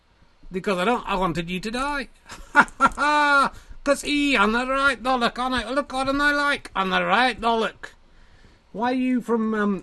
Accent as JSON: {"language": "English", "region": "Yorkshire and the Humber", "country": "United Kingdom", "tie": "born there", "said": "So it's not a comment on Yorkshire people being grunty, evil testicles. It's the fact that I was born in Yorkshire."}